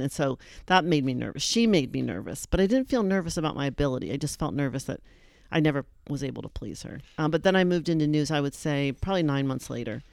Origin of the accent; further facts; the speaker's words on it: Erie, Pennsylvania, United States; moved away; I was from Erie